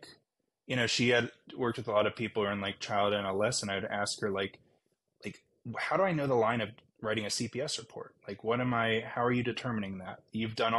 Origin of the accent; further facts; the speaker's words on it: Baltimore, Maryland, United States; also born or lived in Northfield, Minnesota; now in Santa Barbara, United States; I'm from Baltimore